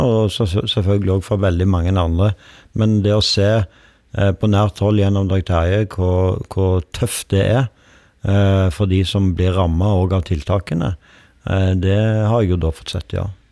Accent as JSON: {"language": "Norwegian", "region": "Rogaland", "country": "Norway", "lives_now": "Oslo, Norway", "said": "hjemme i Rogaland"}